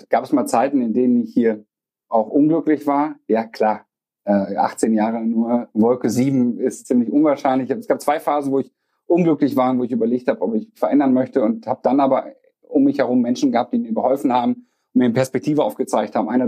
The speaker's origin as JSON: {"language": "German", "town": "Bocholt", "region": "North Rhine-Westphalia", "country": "Germany", "tie": "born or raised there", "said": "Ich habe damals gedacht, das wäre eine Bocholter Spedition. Bocholt ist meine Heimatstadt und habe nach dem Abi gesucht, geguckt, was kann ich machen"}